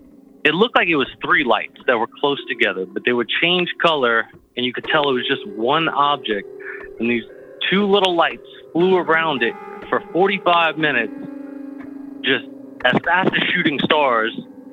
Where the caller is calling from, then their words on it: Louisiana, United States; from Louisiana.